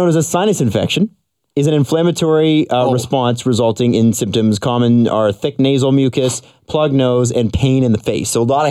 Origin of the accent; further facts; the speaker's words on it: Canada; Because I'm Canadian. It's into my genetics.